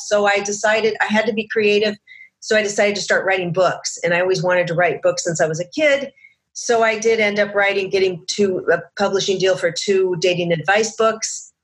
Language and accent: English; Seattle, Washington, United States; moved away as an adult; also born or lived in Chicago; now in Los Angeles, United States; I came down to LA from Seattle, where I grew up